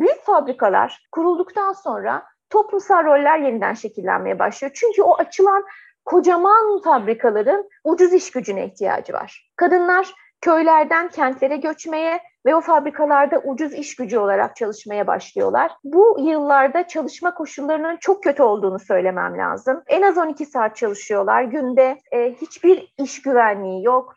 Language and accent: Turkish; Turkey